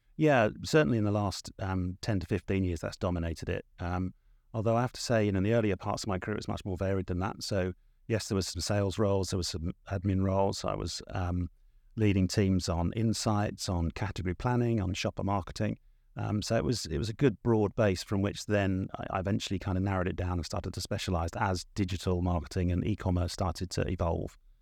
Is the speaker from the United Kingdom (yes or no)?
yes; South of England, United Kingdom; I am from the South, but it's the South of England